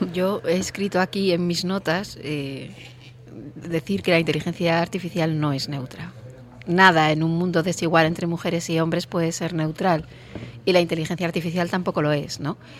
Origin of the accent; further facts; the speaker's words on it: Nava, Asturias, Spain; Yo como soy de Nava